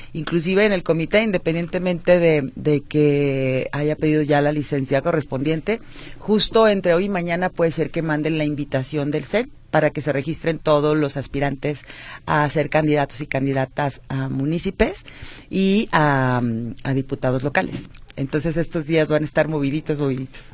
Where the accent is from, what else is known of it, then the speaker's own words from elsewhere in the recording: Guadalajara, Jalisco, Mexico; Soy tapatía de nacimiento, mis hijos son tapatíos, estudié la primaria, la secundaria, el la Escuela Politécnica de Guadalajara